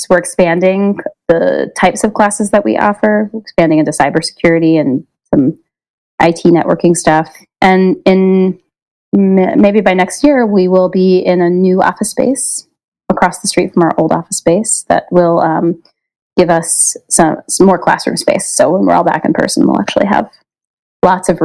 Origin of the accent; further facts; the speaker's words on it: Baltimore, Maryland, United States; this is my hometown. I grew up here and my family's lived here for a long time